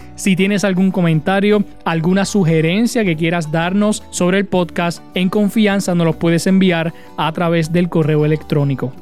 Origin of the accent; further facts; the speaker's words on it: Utuado, Puerto Rico; Yo que vivo aquí, yo que soy utuadeño